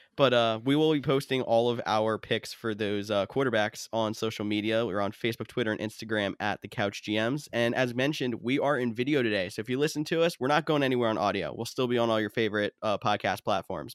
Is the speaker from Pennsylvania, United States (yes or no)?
yes; Pennsylvania, United States; we're all from Pennsylvania.